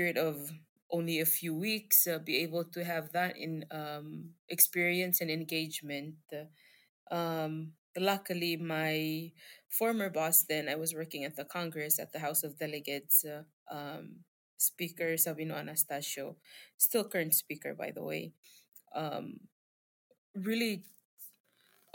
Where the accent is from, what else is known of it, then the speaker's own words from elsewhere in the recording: Palau; I'm from Palau, specifically a small state in Palau